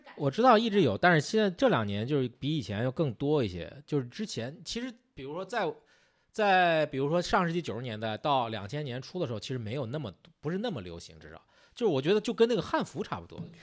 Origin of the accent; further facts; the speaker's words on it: Zhengzhou, Henan, China; 我是郑州人